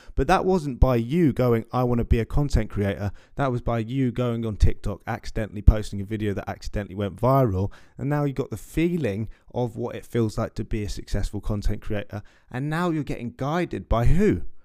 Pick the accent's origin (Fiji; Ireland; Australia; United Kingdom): United Kingdom; London; I'm a guy from West London